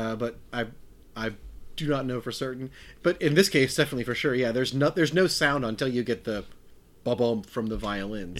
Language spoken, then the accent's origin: English; Wisconsin, United States; I'm from Wisconsin